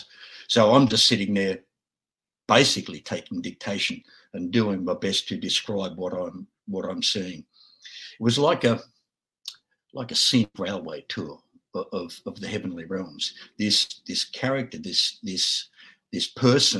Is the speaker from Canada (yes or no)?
no; Australia; I'm just an Aussie dude